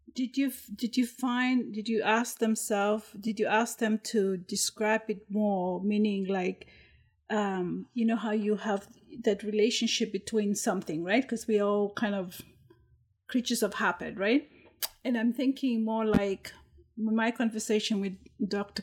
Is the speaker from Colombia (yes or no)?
no; Vanuatu; I'm from Vanuatu